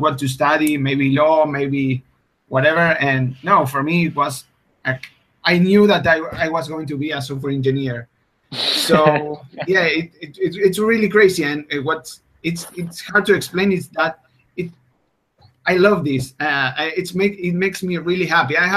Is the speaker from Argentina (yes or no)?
yes; Argentina; English is a second language; I'm from Argentina, which is a country far away from everything.